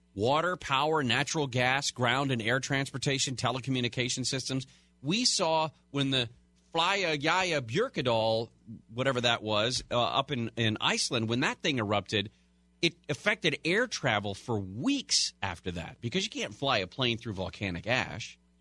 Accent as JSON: {"language": "English", "region": "California", "country": "United States", "tie": "born or raised there", "said": "I was born and raised in California"}